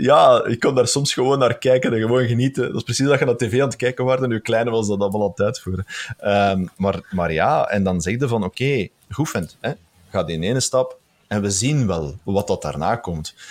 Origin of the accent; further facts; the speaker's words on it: Flemish Brabant, Belgium; now in Moerzeke, Belgium; ik ben een Brabander